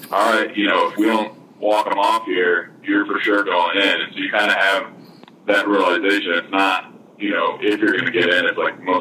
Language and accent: English; Michigan, United States; growing up in Michigan